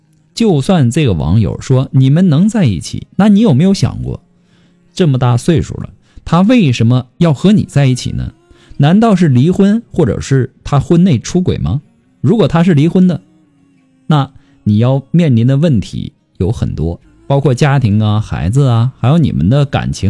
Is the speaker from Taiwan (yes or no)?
no; Hunan, China; now in Guizhou, China; 我老家呢是湖南的，老公家是贵州的。我嫁到了贵州